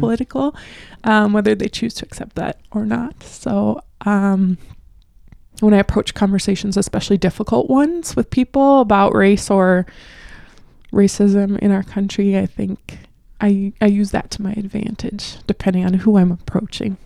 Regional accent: North Dakota, United States; accent: Midwest regional; I'm from North Dakota

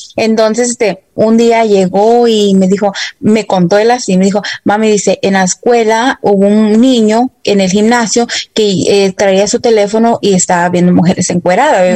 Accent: Dallas, Texas, United States; yo fui a la escuela aquí, crecí en Dallas, Texas

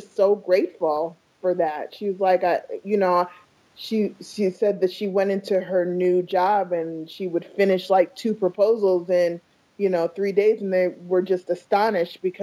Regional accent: New York City, New York, United States; also born or lived in Iowa; now in Phoenix, United States; I was born in New York

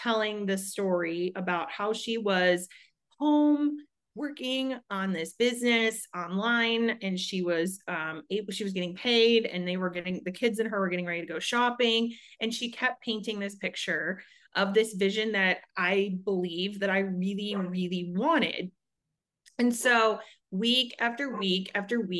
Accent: Chicago, Illinois, United States; moved away as an adult; now in Arizona, United States; I am over in Arizona, first and foremost. I have twin boys, and I'm married, and we are originally from Chicago. We moved here about almost 8 years ago

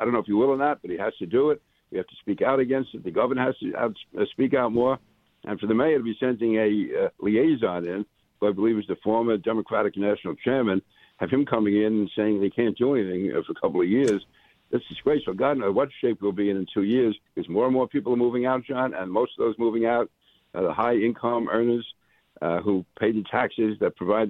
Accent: New York City, New York, United States; also born or lived in Manhattan; now in Nassau County, United States; So, and I went to high school and college in New York City, in Brooklyn. And I grew up in Queens, born in Manhattan. So I am a native New Yorker.

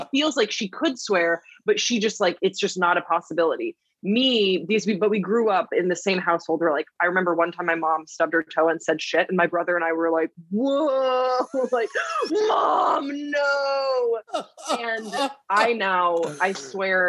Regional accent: Waterloo, Wallonia, Belgium; moved away; I grew up in Waterloo, Belgium.

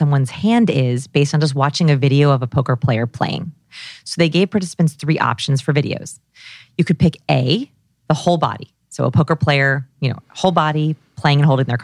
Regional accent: Los Angeles, California, United States; I grew up here in Los Angeles

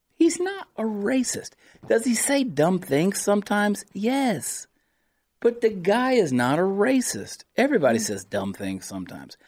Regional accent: United States; I'm an American

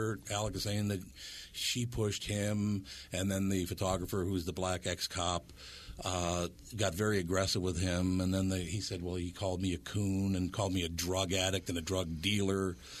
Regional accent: Minneapolis, Minnesota, United States; I grew up in North Minneapolis around a bunch of different people, different cultures, all the rest of it.

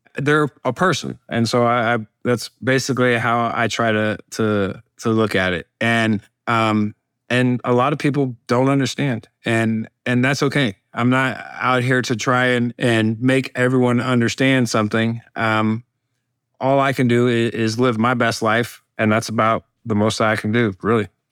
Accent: Alabama, United States; my home state of uh, Alabama

